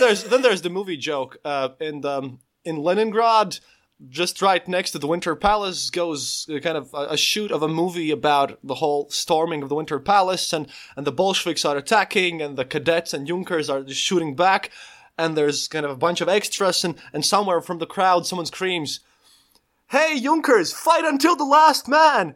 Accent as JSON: {"language": "English", "country": "Latvia", "said": "I'm a podcaster from Latvia. I live literally on the Eastern Border, normally, literally twenty kilometers from the Russian border"}